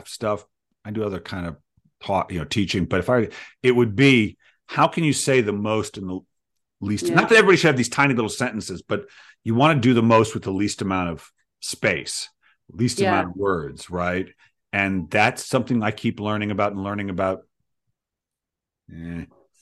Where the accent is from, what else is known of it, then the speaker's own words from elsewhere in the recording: United States; I'm American